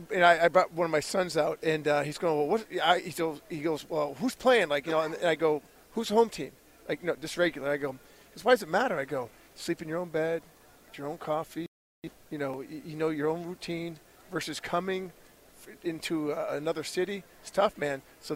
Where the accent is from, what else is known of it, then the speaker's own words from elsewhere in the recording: Detroit, Michigan, United States; I'm from Detroit, bro.